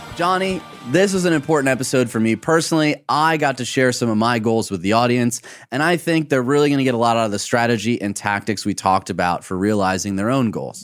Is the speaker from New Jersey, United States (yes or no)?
no; Michigan, United States; growing up in Michigan